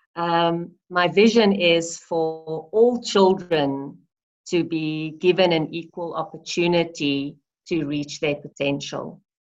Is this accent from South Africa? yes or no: yes; South Africa; i am a South African